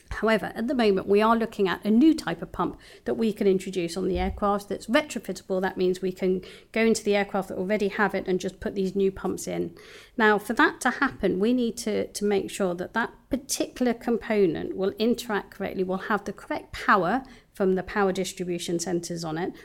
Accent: London, United Kingdom; moved away as an adult; also born or lived in Bristol; I was born and bred in London

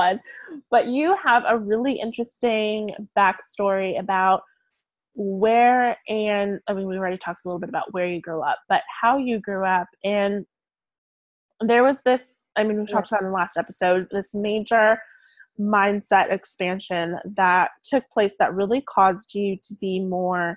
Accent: Bonita, California, United States; moved away; I grew up kind of in the more suburb area called Bonita.

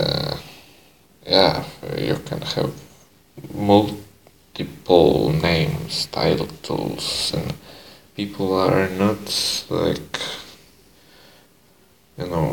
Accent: Poland; English is a second language; now in Netherlands; I just used a little bit of Polish, because I'm Polish also.

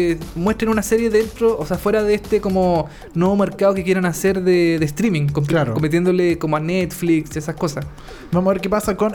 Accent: United States; Spanish is a second language; porque soy, yo soy gringo, Dani.

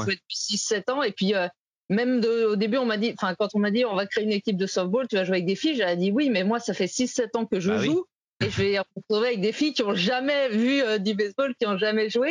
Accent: Saint-Étienne, Auvergne-Rhône-Alpes, France; j'ai grandi à Saint-Etienne

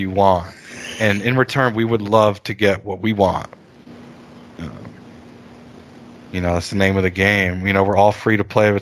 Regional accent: Miami, Florida, United States; I'm from Miami, about 15 minutes from South Beach

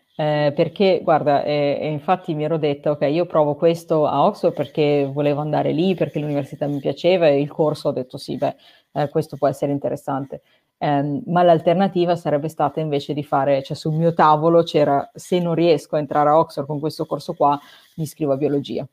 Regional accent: Italy; moved away as an adult

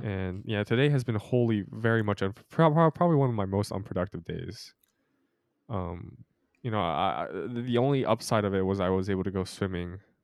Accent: Utah, United States; I was born in Utah

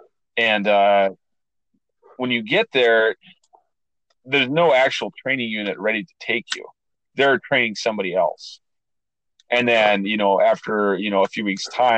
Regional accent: Minnesota, United States; moved away; I came from Minnesota

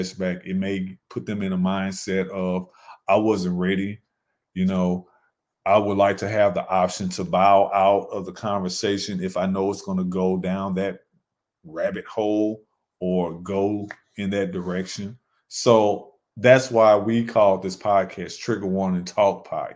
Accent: St. Louis, Missouri, United States; now in Charlotte, United States; my hometown of St. Louis, Missouri

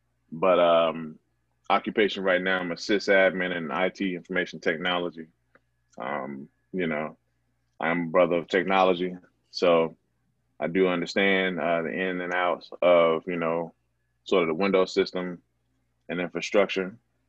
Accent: Atlanta, Georgia, United States; I am born and raised here in Atlanta, Georgia, specifically SWATS, so Camelton Road.

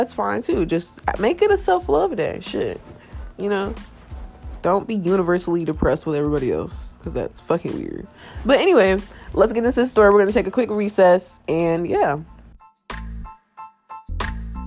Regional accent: Ohio, United States; I'm from Ohio

